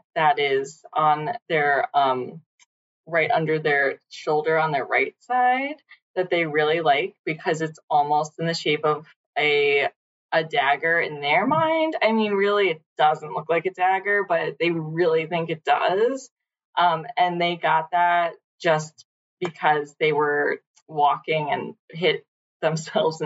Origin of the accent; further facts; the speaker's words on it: New York City, New York, United States; I'm from Brooklyn.